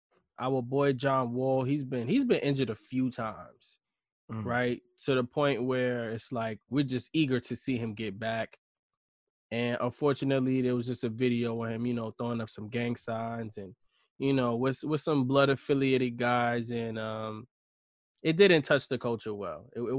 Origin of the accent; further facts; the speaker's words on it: New York, United States; because I'm not a Knicks fan, and I'm from New York, and I think the Knicks are weak.